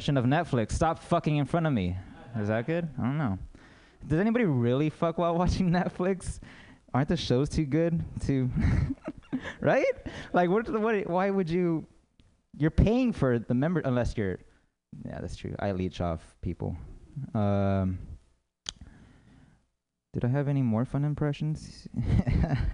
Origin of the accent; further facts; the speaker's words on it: United States; I'm American